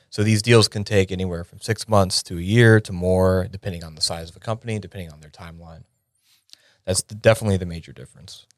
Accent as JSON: {"language": "English", "town": "York", "region": "Pennsylvania", "country": "United States", "tie": "born or raised there", "moved": "as an adult", "said": "I grew up in a small town called York, Pennsylvania."}